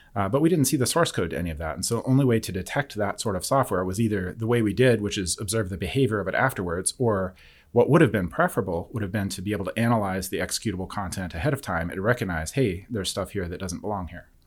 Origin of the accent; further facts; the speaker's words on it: Forney, Texas, United States; I'm from near the Dallas area, a small town called Forney